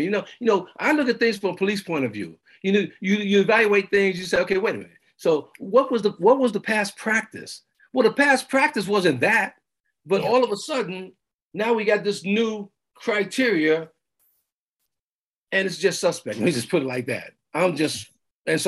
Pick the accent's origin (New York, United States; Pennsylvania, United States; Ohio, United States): New York, United States; New York City; moved away as an adult; also born or lived in Los Angeles / Clark County; now in Redmond, United States; I'm from New York City